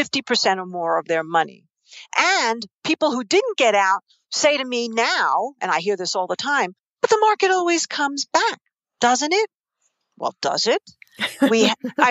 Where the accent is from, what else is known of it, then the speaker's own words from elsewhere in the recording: New York City, New York, United States; accent: New York Queens; I grew up in New York City.